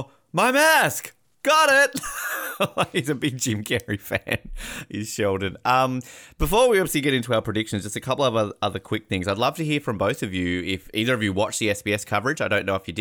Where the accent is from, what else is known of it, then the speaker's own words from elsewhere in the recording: Australia; as an Australian